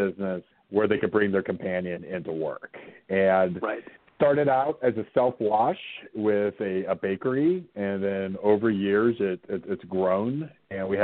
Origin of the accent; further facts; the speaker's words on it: Southwest Virginia, United States; I grew up in Southwest Virginia, farming area.